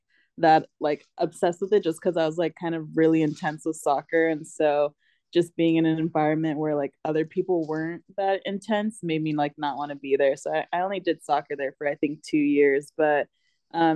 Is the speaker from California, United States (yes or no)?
yes; Apple Valley, California, United States; also born or lived in San Diego, California; I was born actually in San Diego, and I was there for a little bit, and then we ended up moving up to Apple Valley